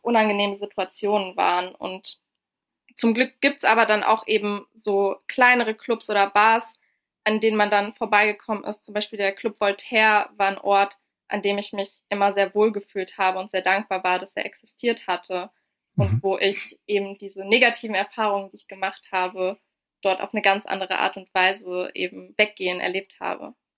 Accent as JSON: {"language": "German", "town": "Frankfurt", "region": "Hesse", "country": "Germany", "tie": "born or raised there", "said": "ich bin in Frankfurt ja also groß geworden und aufgewachsen"}